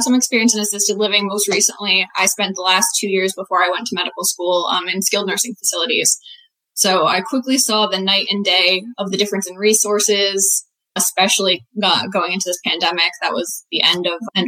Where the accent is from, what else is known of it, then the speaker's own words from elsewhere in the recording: New Milford, Connecticut, United States; I'm from Connecticut, New Milford, small town in Western Connecticut.